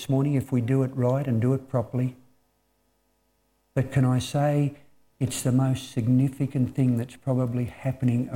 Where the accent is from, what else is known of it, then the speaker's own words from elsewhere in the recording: Australia; us as Australian people.